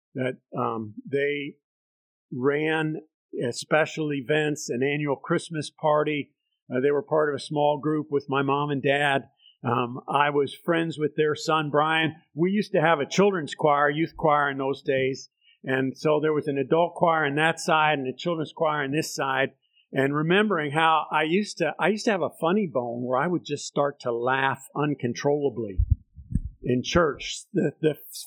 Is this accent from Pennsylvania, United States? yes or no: yes; Bethlehem, Pennsylvania, United States; grew up in the Methodist Church, United Methodist Church in Southside Bethlehem